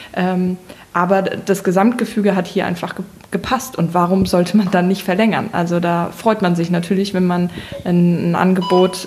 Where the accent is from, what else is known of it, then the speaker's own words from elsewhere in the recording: Germany; Ich bin in Deutschland geboren.